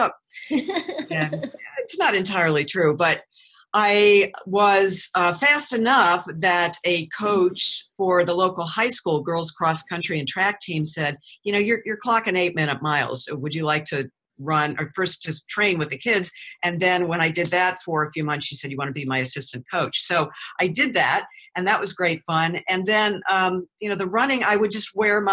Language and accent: English; St. Louis, Missouri, United States; moved away as an adult; now in Florida, United States; before I moved back to St. Louis, which was my hometown